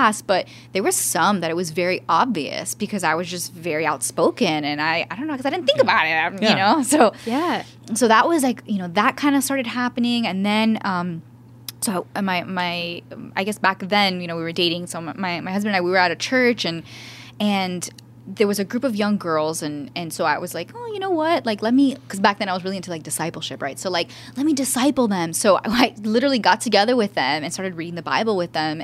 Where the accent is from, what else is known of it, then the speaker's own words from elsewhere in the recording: Miami, Florida, United States; moved away as an adult; also born or lived in New Orleans; growing up in Miami, I was raised by a single mom and a single grandmother